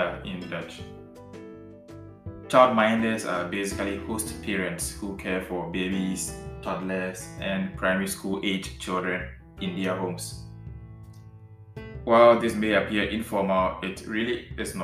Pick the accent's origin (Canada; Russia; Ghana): Ghana; now in Netherlands; I am a Ghanaian and presently living in the Netherlands